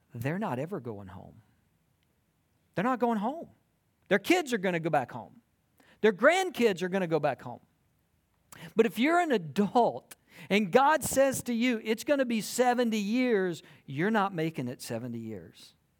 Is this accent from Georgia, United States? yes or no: yes; South Georgia, United States; moved away as an adult; also born or lived in South Carolina; now in Texas, United States; I grew up in South Georgia, and I went to college in South Carolina